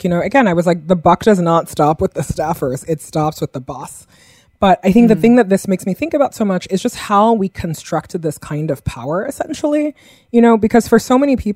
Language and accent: English; New Yorker, United States; as a New Yorker